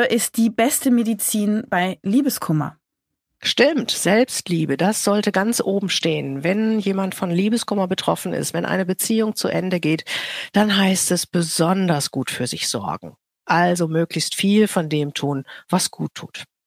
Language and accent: German; Rhineland, Germany; Ich komme aus dem Rheinland